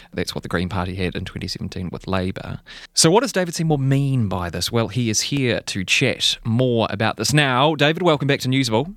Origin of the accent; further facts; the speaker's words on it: Christchurch, Canterbury, New Zealand; I'm from Christchurch, and I, I remember in the aftermath of the, the, the earthquake in twenty eleven